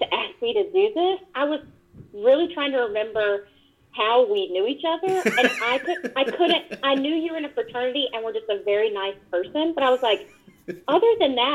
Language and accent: English; Roanoke Rapids, North Carolina, United States; moved away as an adult; also born or lived in Greensboro, North Carolina; now in Washington, D.C., United States; I'm from a place in eastern North Carolina, it's called Roanoke Rapids